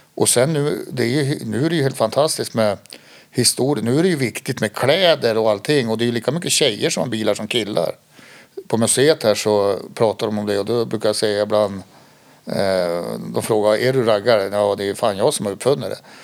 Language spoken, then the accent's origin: Swedish; Skåne, Sweden; now in Härnösand, Sweden; Jag är ju född i Skåne och pappa är född i Västerbotten och min mamma kom från Skåne. Eh, men vi bodde i Skåne då och då fick han ju en tjänst här uppe